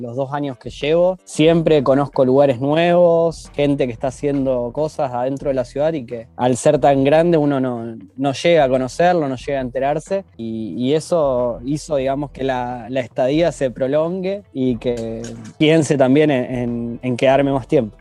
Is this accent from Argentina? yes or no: yes; Argentina; now in Russia; como, argentino